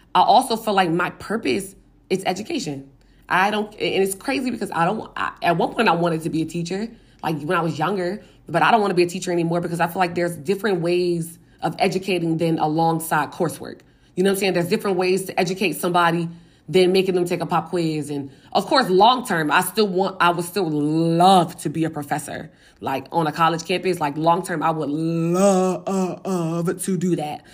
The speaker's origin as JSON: {"language": "English", "town": "Richmond", "region": "Virginia", "country": "United States", "tie": "born or raised there", "said": "in my hometown, my home neighborhood"}